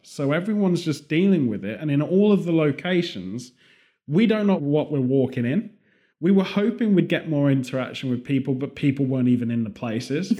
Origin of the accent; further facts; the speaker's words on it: United Kingdom; moved away; also born or lived in California; Being British